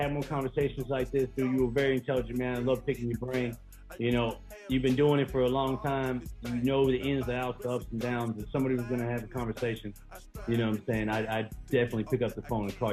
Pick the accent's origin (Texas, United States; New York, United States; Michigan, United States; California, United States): California, United States; I grew up in California, so we didn't have racism as much.